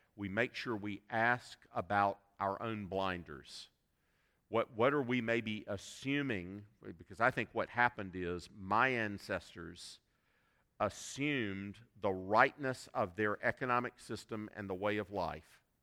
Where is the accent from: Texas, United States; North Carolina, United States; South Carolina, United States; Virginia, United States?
South Carolina, United States; I, I was born and reared in South Carolina